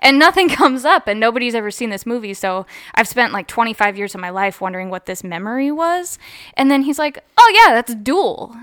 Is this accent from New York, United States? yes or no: no; Columbus, Ohio, United States; also born or lived in Athens, Ohio; I'm from Columbus, Ohio, and I went to college in Athens, Ohio